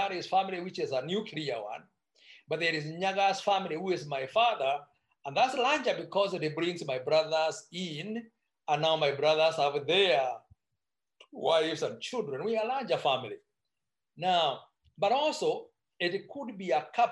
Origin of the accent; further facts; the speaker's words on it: Meru, Meru County, Kenya; I come from Meru, that I can need to be specific. And our culture is very much for pro-family